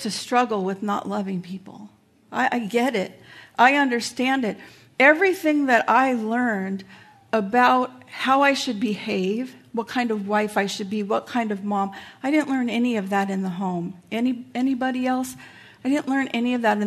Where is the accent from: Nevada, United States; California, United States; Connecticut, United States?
California, United States; Carson; moved away; I grew up in a really rough neighborhood, I grew up in Carson, California